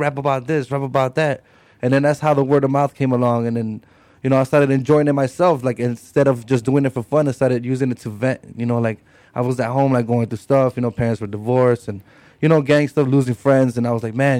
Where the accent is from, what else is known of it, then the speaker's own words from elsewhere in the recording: Chicago, Illinois, United States; I'm a Mexican hip-hop artist. I come from Little Village, Southside Chicago